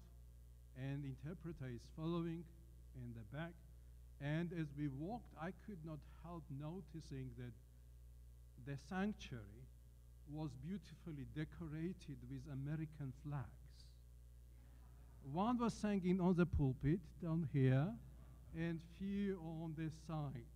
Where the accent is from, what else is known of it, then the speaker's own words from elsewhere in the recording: Georgia; I come from Georgia